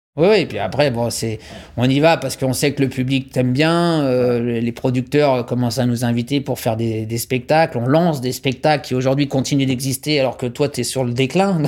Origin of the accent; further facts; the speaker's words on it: France; je suis français